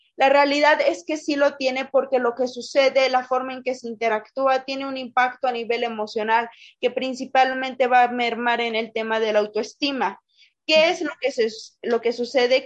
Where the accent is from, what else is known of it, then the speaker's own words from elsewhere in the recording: Pachuca, Hidalgo, Mexico; soy orgullosamente hidalguense, pachuqueña de acá de donde el aire nos lleva